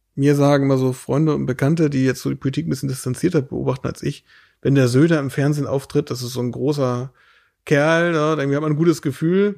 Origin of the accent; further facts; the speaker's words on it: Lauenburg, Schleswig-Holstein, Germany; wir leben jetzt hier in unserer laumburgischen Heimat äh, bei Hamburg, wo ich herkomme